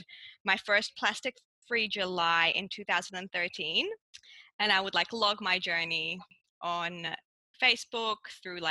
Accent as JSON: {"language": "English", "country": "Cyprus", "tie": "born or raised there", "also_born_or_lived": "Melbourne, Australia", "moved": "as an adult", "lives_now": "Australia", "said": "growing up in Cyprus"}